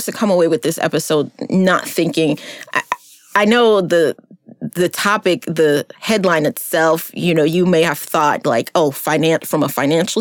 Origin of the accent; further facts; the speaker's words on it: United States; As an American person. As an African-American person